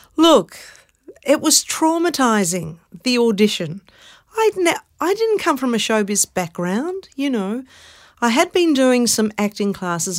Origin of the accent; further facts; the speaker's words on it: Melbourne, Victoria, Australia; also born or lived in Carlton, Melbourne; We grew up in Brunswick, but I was born in Carlton.